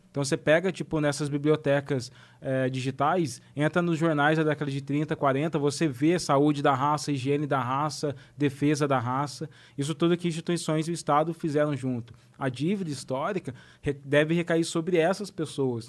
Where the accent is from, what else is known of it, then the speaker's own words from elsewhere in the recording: Brazil; moved away; de onde eu venho, do interior, tem muitos brancos pobres também.